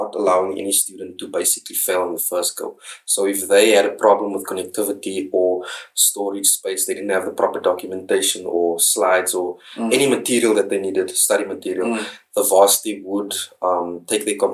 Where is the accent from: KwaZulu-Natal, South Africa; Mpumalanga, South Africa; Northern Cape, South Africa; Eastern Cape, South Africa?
Northern Cape, South Africa; Kimberley; also born or lived in Free State; I am from Kimberley in Northern Cape right now, and I am an LLB graduate from the University of the Free State.